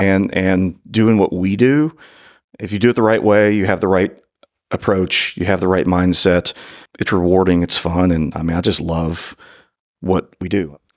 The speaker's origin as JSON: {"language": "English", "region": "northern Kentucky", "country": "United States", "tie": "born or raised there", "said": "The only law school I applied to was law school from my hometown up in northern Kentucky"}